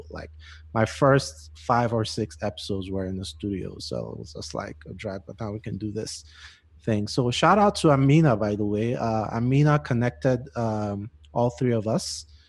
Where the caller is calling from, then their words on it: Denver, Colorado, United States; And I'm recording from Denver.